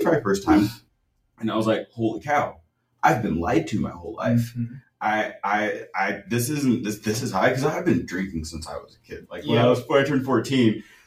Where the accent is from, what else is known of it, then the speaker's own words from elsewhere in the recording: Kansas City, Missouri, United States; I grew up in the Midwest and in Kansas City, Missouri